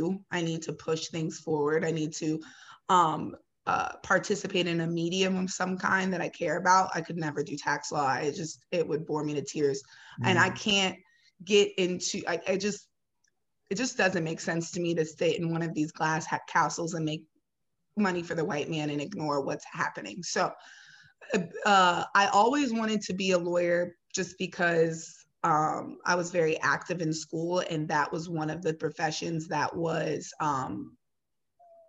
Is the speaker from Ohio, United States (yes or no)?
yes; Ohio, United States; now in Chicago, United States; I'm originally from Ohio